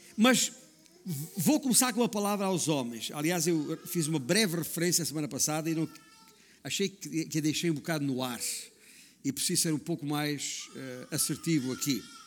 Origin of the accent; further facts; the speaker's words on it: Alentejo, Portugal; moved away; also born or lived in Northern Portugal; digo comadre, que é como dizemos lá na minha terra, no, no Alentejo